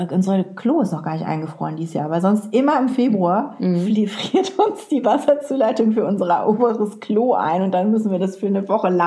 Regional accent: Lower Saxony, Germany; Anna hat mich nämlich eingeladen zu einer Karnevalsfeier und ich als Ostfriesin.

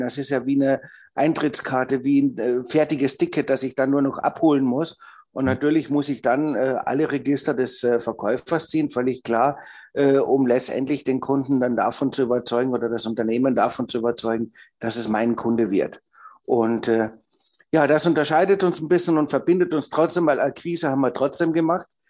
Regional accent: Austria; bin ja Österreicher und habe in Österreich Einzelhandelskaufmann gelernt

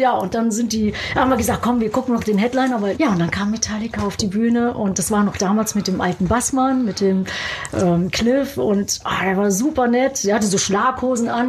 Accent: Germany; now in United States; Deutschland ist immer noch so, ja, meine Wurzel, meine Heimat

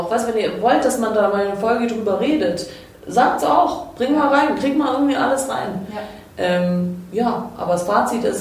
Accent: Croatia; Na, ich darf leider nicht, ich bin Kroatin.

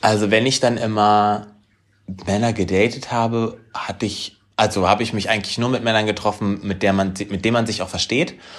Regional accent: Harz, Germany; moved away; also born or lived in Hanover; meine alte Heimat, den Harz

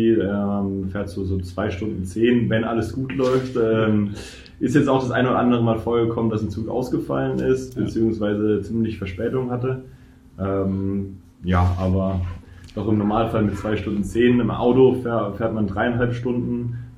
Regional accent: Würzburg, Bavaria, Germany; kommt aus aus meiner Heimat oder näher meiner Heimat, äh, Würzburg

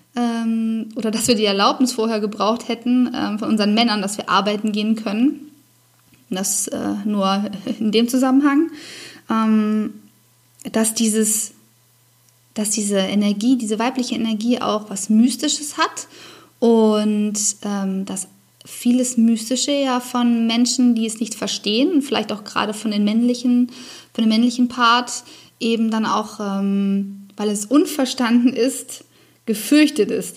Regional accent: Germany; bei uns in Deutschland

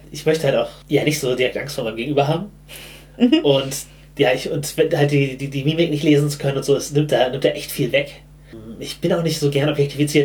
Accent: Germany; ich bin halt im Hamburger Speckgürtel aufgewachsen

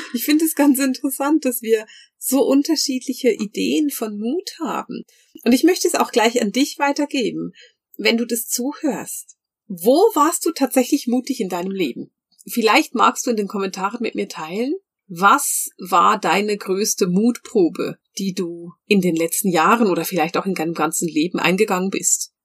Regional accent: Bern, Switzerland; ich bin ja in Bern groß geworden

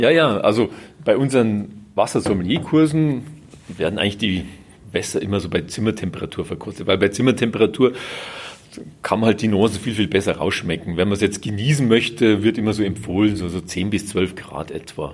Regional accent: Baden-Württemberg, Germany; bei uns in Süddeutschland, also gerade in Baden-Württemberg

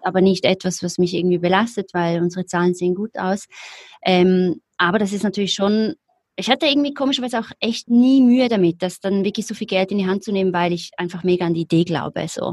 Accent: Zurich, Switzerland; ich komme aus Zürich, aus der Schweiz, wie man wahrscheinlich hört, ähm, lebe auch immer noch

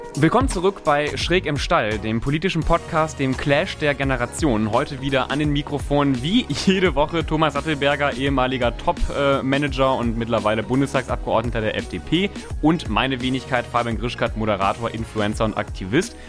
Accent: near Cologne, North Rhine-Westphalia, Germany; ich komme aus der Nähe von Köln

